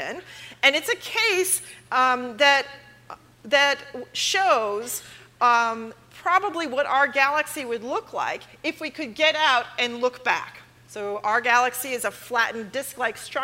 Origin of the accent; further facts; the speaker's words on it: Los Angeles, California, United States; I'm from Los Angeles.